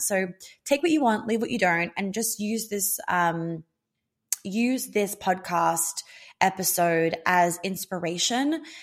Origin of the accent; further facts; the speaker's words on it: Australia; moved away; being Australian, um, and spending fourteen years of my life in Australia